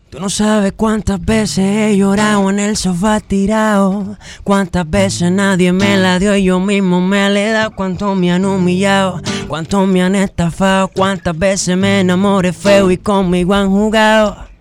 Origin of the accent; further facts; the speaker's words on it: Los Alcarrizos, Distrito Nacional, Dominican Republic; also born or lived in Canada; Soy dominicano. De los alcarrizos